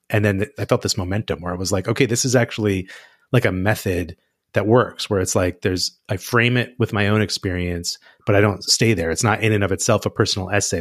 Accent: United States; as an American

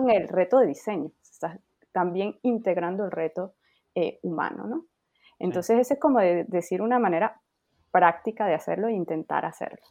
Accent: Venezuela; now in France; yo soy de Venezuela, pero efectivamente vivo en Francia

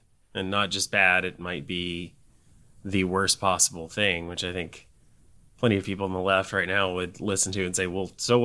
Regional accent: Tennessee, United States; I grew up in Tennessee, been in Tennessee most of my life

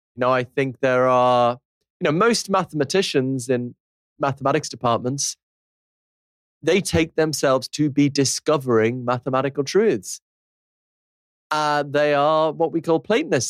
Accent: Liverpool, North West England, United Kingdom; I'm from Liverpool

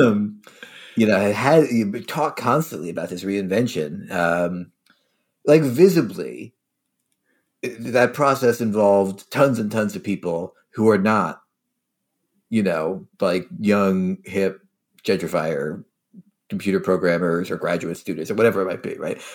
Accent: Philadelphia, Pennsylvania, United States; also born or lived in New Haven; I grew up in Philadelphia.

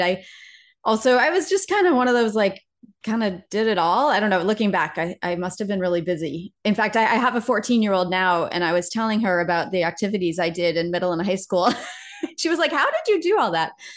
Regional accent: Laconia, New Hampshire, United States; moved away as an adult; I grew up in a sort of, I guess, a small city, about fifteen thousand people in the middle of New Hampshire. So, um, sort of a town called Laconia, New Hampshire

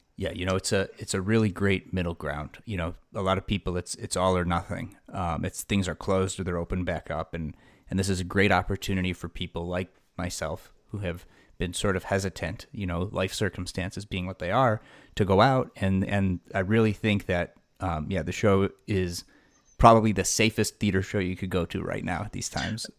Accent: Buffalo Grove, Illinois, United States; now in Deerfield, United States; I grew up in Buffalo Grove

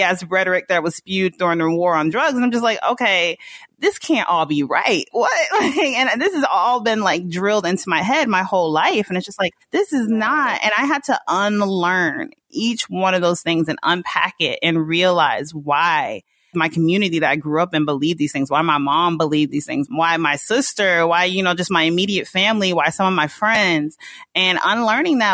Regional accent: Snellville, Georgia, United States; moved away as an adult; also born or lived in Mississippi / New York; now in Los Angeles, United States; I was born in Mississippi and I spent a good chunk of my childhood in Mississippi. And then we moved to Georgia and I grew up in Snellville, Georgia, in the suburbs

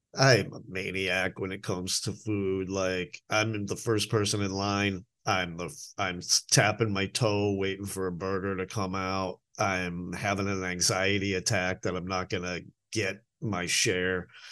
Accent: Boston, Massachusetts, United States; moved away; I'm from Boston

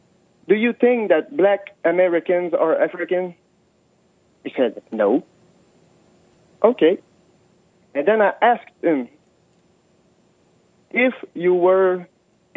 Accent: Canada; I'm from Canada

